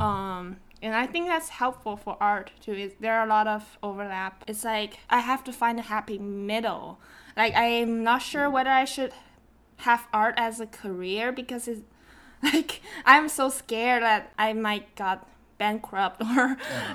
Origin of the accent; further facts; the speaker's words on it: Shenzhen, Guangdong, China; English is a second language; moved away as an adult; also born or lived in Seattle, Washington; now in United States; I was born in Shenzhen, China, and I grew up there